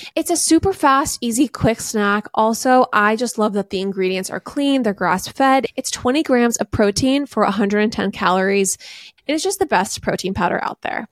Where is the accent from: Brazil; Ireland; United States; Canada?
United States; Laguna Niguel, California; Chandler and I were raised in Orange County, California